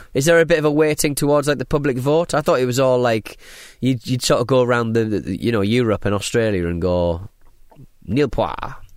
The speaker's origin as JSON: {"language": "English", "town": "Hartlepool", "region": "North East England", "country": "United Kingdom", "moved": "yes", "lives_now": "Southend-on-Sea, United Kingdom", "said": "I'm from Hartley Pole. I live in South End."}